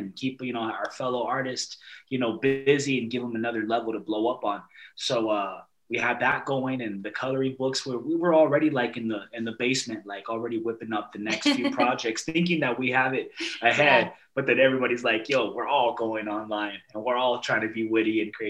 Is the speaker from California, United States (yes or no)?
yes; Los Angeles, California, United States; moved away as an adult; now in Alberta, Canada; Yeah, I'm … born and raised in Los Angeles, California. I'm Huichol, Wirarica Nation, Mexican native.